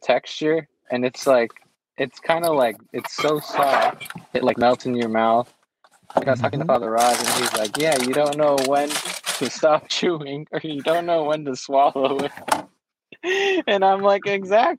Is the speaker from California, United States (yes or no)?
yes; Fairfield, California, United States; I'm from Fairfield, California